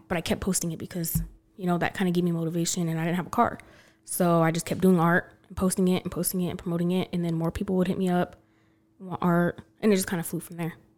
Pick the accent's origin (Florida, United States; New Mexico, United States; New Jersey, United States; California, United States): New Mexico, United States; Belen; also born or lived in Los Lunas, New Mexico / Albuquerque, New Mexico; now in Texas, United States; I mainly grew up in Belen, though, and then I moved to Las Lunas.